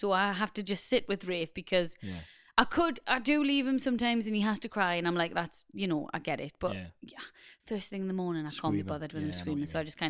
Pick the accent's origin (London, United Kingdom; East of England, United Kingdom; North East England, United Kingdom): North East England, United Kingdom; Newcastle upon Tyne; accent: Geordie; It's Doritos or Doritos because we're Geordies.